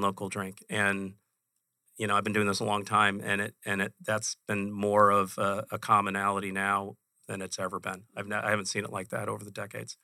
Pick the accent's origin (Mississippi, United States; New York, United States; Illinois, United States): Illinois, United States; Chicago; now in Phoenix, United States; I grew up in Chicago.